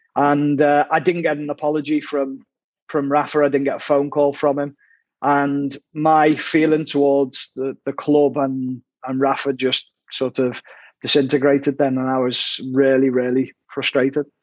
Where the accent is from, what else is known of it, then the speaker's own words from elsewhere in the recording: Ormskirk, North West England, United Kingdom; I'm from Ormskirk, which is actually Lancashire.